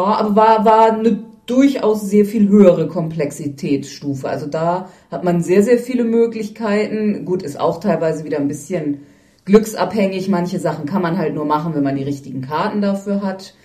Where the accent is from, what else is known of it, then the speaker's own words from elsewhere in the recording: Northern Germany, Germany; als Norddeutscher